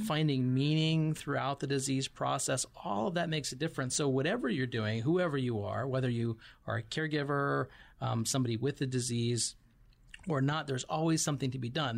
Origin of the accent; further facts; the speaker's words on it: Missoula, Montana, United States; moved away as an adult; now in Tucson, United States; originally from Montana, so I grew up